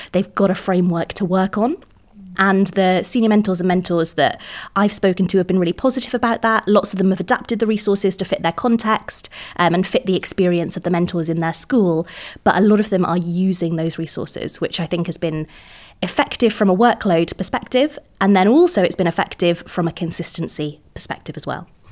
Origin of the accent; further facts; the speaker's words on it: Cardiff, Wales, United Kingdom; moved away as an adult; also born or lived in England; I'm from Cardiff originally, so we've m-, we've moved back